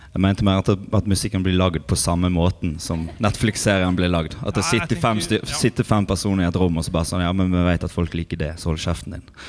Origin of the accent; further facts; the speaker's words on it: Osterøy, Vestland, Norway; Jeg er fra Osterøy